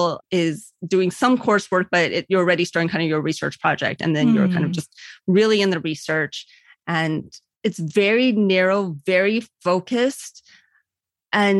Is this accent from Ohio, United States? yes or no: yes; Cleveland, Ohio, United States; also born or lived in California / Virginia; I was born in Cleveland